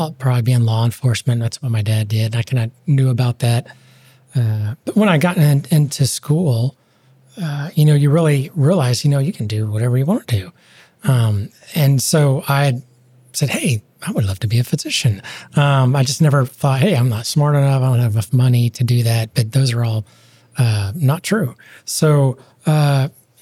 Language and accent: English; Houston, Texas, United States; I grew up in Houston, Texas.